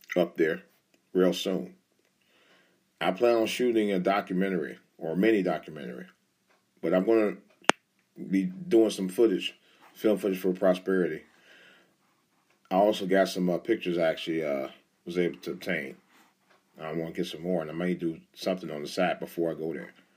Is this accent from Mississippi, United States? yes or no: no; Cleveland, Ohio, United States; moved away; that's my home, my hometown territory around there, my home base